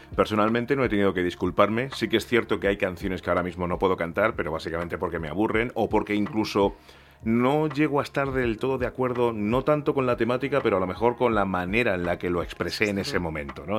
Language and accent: Spanish; Spain; cuando llegué a España yo tenía dos años y yo soy súper español